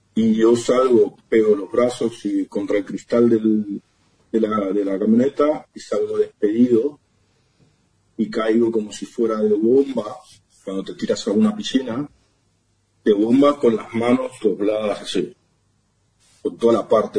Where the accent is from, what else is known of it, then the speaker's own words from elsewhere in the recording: Ramos Mejía, Buenos Aires Province, Argentina; moved away as an adult; also born or lived in Barcelona, Spain; De, Buenos Aires, de Ramón Mejía.